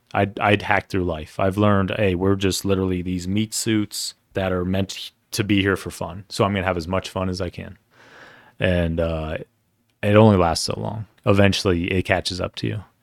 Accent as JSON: {"language": "English", "town": "Denver", "region": "Colorado", "country": "United States", "tie": "born or raised there", "said": "I grew up in Cherry Creek, uh, and it, for people who don't know where that is, it's a very affluent part of Denver"}